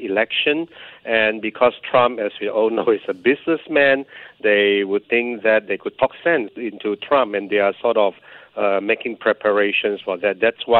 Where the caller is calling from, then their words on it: Tianjin, China; I'm actually speaking from Tianjin in China.